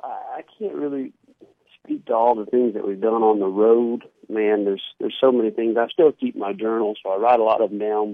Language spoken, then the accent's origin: English; Pontotoc, Mississippi, United States; Pontotoc is my hometown